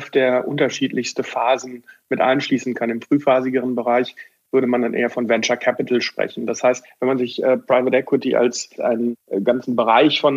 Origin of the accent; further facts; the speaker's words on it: Bochum, North Rhine-Westphalia, Germany; born there; ich bin gebürtiger Bochum. Bochumer, bin im Augusta Krankenhaus in Bochum geboren